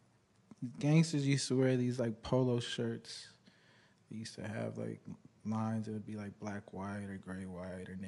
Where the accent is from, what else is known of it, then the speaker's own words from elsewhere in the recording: Los Angeles, California, United States; born and raised in the San Fernando Valley, North Hollywood